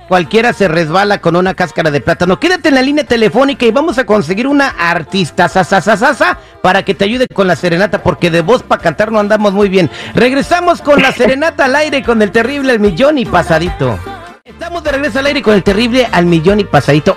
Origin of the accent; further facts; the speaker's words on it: Morelia, Michoacán, Mexico; Morelia, de allí soy, allí crecí, la ciudad más bonita de México.